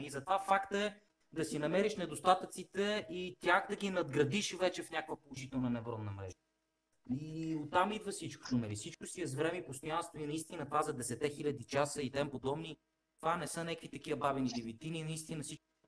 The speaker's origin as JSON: {"language": "Bulgarian", "country": "Bulgaria", "said": "Ние сме българи, чисто като българи"}